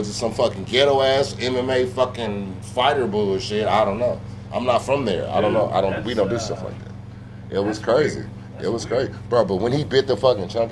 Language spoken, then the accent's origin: English; Tulsa, Oklahoma, United States; I'm from Tulsa, Oklahoma